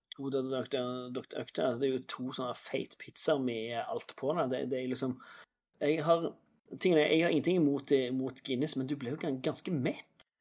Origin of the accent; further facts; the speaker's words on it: Norway; jeg er norsk